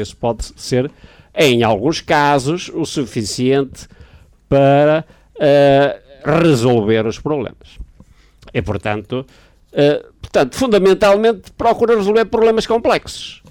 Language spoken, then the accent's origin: Portuguese; Braga, Norte, Portugal; eu sou natural de Braga